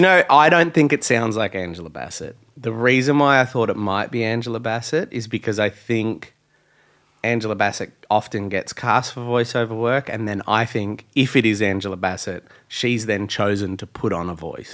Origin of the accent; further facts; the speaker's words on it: Australia; I'm Australian